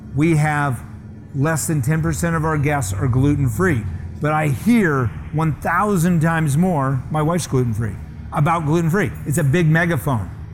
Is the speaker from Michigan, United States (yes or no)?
no; Scottsdale, Arizona, United States; moved away; Scottsdale, where I grew up